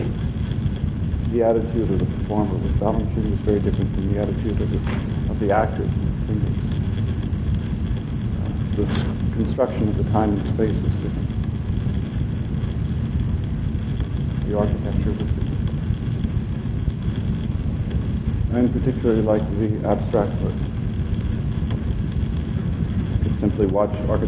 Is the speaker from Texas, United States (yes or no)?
yes; Texas, United States; now in New York, United States; I was born in Texas.